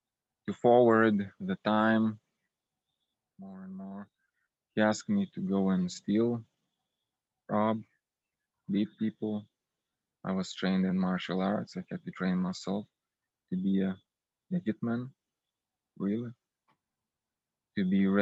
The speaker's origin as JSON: {"language": "English", "country": "Lithuania", "said": "I'm from Lithuania"}